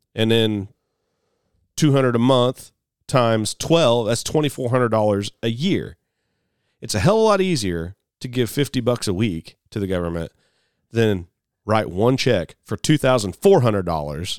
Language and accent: English; United States; I'm an American farmer